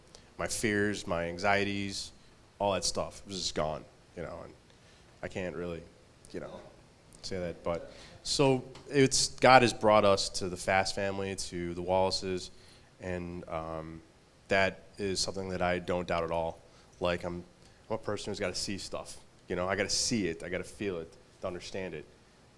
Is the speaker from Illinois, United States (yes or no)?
yes; Chicago, Illinois, United States; Well, I grew up in Chicago near Midway Airport.